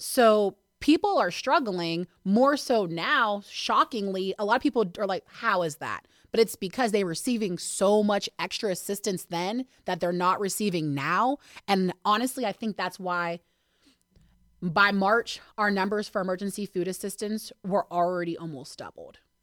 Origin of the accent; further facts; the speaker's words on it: Hermitage, Pennsylvania, United States; also born or lived in Pittsburgh, Pennsylvania; I've been here since I was eight, so I guess I'm from here